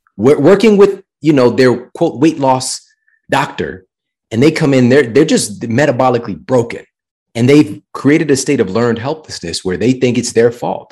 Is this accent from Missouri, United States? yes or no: yes; St. Louis, Missouri, United States; this was from my hometown, so it was Saint Louis University.